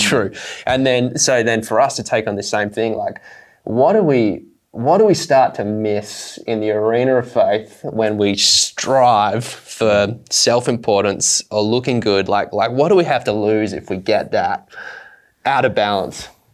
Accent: Australia; growing up in Australia

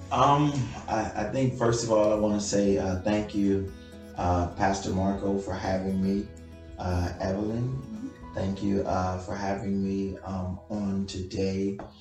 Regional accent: Guatemala; English is a second language; now in United States; I'm from Guatemala

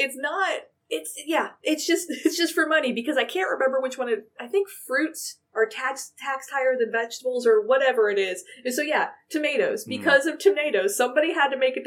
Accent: Michigan, United States; moved away; I am from Michigan

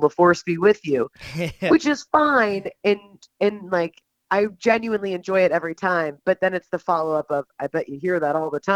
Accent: Atlanta, Georgia, United States; I'm actually from Atlanta

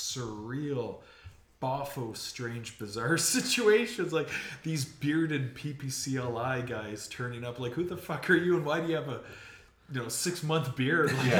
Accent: Moose Jaw, Saskatchewan, Canada; born there; And I was born in Moose Jaw.

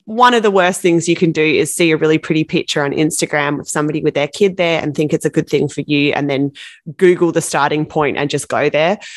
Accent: Australia; I'm from Australia

